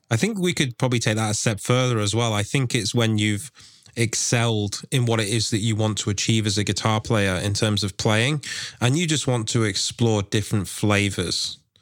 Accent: England, United Kingdom; I'm from England

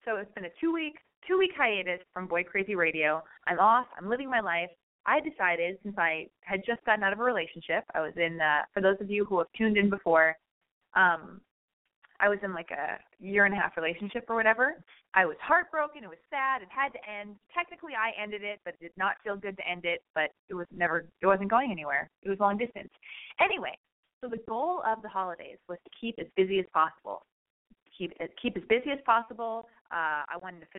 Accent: Los Angeles, California, United States; also born or lived in West Hollywood; I was born and raised in Hollywood or West Hollywood

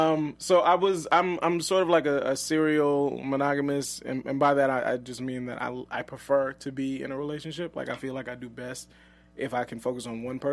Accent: New Orleans, Louisiana, United States; moved away as an adult; also born or lived in Houston, Texas; now in Los Angeles, United States; I'm from New Orleans, Louisiana originally.

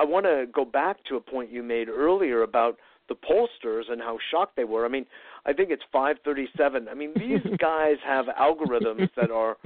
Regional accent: United States; I'm American, but my ancestors are Ukrainian

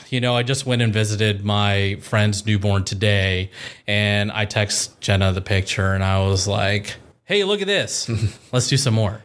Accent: Columbus, Ohio, United States; also born or lived in Powell, Ohio / Dublin, Ohio / Chicago, Illinois; born and raised in Columbus, Ohio

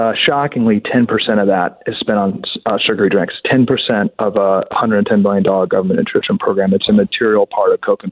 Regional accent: Washington, District of Columbia, United States; I was born and raised in Georgetown

